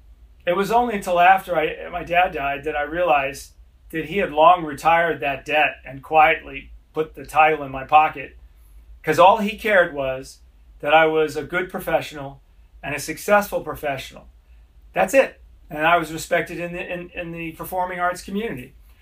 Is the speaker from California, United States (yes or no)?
yes; Los Angeles, California, United States; also born or lived in London, England; when I was a boy growing up in Los Angeles